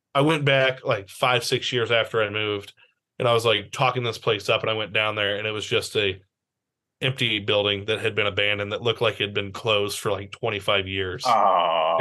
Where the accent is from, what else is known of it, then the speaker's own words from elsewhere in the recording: Kansas City, Missouri, United States; I grew up in Kansas City